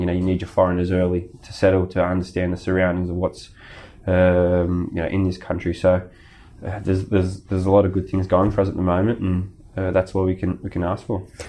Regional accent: Sydney, New South Wales, Australia; now in Melbourne, Australia; my hometown where I grew up

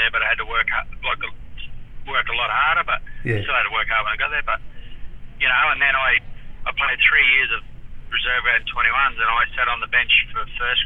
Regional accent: Charleville, Queensland, Australia; born or raised there; also born or lived in Cunnamulla, Queensland / Gold Coast, Queensland

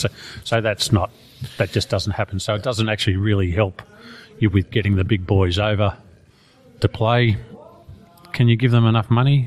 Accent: Australia; I'm Australian

